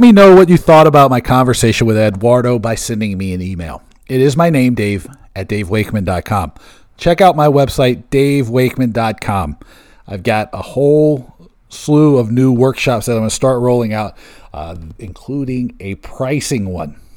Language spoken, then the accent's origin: English; Seattle, Washington, United States; moved away; also born or lived in Bremerton, Washington; my hometown of Seattle. I was born in Bremerton, right across the Puget Sound